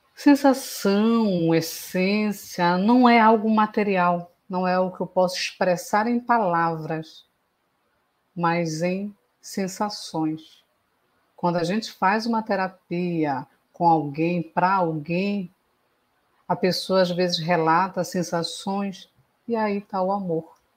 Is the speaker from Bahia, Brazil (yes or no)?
no; Belém, Pará, Brazil; Eu sou de Belém do Pará